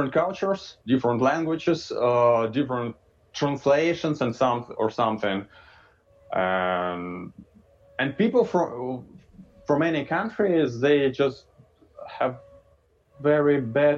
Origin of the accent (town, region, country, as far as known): Russia